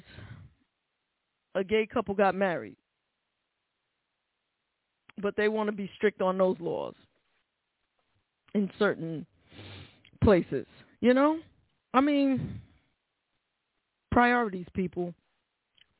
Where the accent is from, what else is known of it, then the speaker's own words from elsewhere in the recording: New York City, New York, United States; that's my hometown. That's my hometown. And born and raised, still work in New York